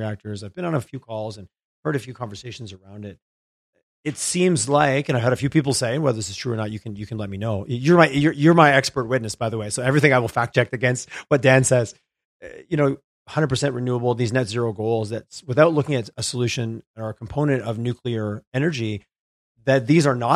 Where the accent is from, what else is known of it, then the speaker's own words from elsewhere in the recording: Quebec, Canada; moved away; I grew up in Quebec